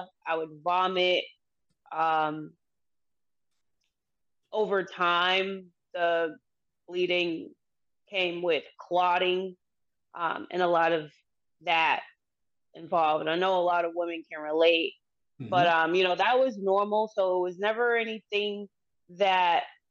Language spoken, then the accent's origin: English; Boston, Massachusetts, United States; I've lived in Massachusetts my entire life. I was born in Boston, Massachusetts